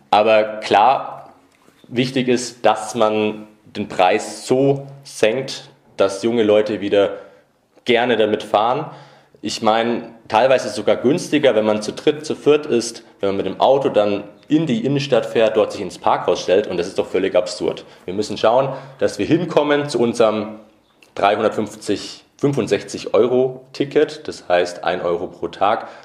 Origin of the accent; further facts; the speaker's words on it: Nuremberg, Bavaria, Germany; Ich bin dann im Nürnberger Norden aufgewachsen, dort in den Kindergarten gegangen